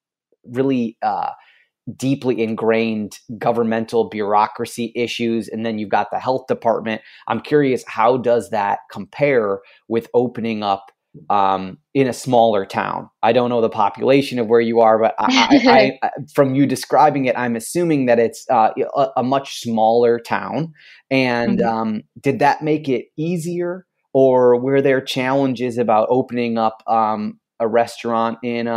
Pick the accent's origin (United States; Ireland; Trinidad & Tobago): United States; Michigan; moved away; I'm from Michigan, and every time I go back, I like to pay attention about what is going on in Michigan.